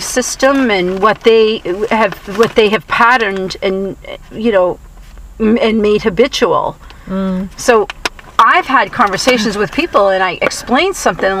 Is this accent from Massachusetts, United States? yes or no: yes; Boston, Massachusetts, United States; I'm from the Boston area